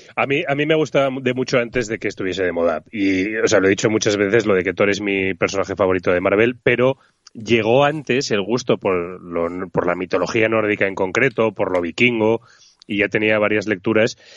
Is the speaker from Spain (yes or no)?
yes; Zaragoza, Aragon, Spain; soy de Zaragoza